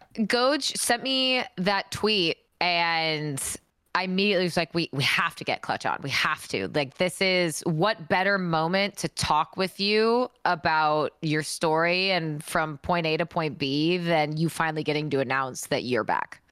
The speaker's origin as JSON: {"language": "English", "town": "Seattle", "region": "Washington", "country": "United States", "tie": "born or raised there", "moved": "yes", "said": "I flew back up to my hometown, Seattle"}